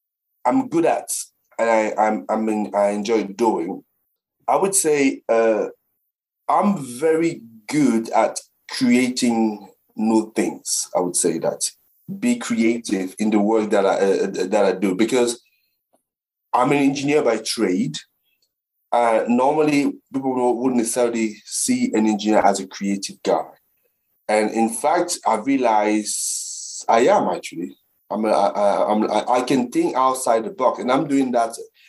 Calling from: Brentwood, East of England, United Kingdom; So I'm sitting here in my place in Brentwood in the UK.

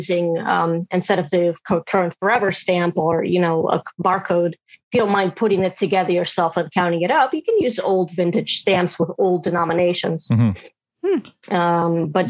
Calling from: Brooklyn, New York, United States; I am coming in from Brooklyn.

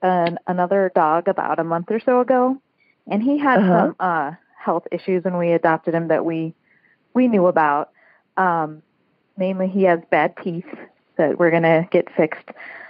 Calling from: Chicago, Illinois, United States; I'm calling from the Chicago area.

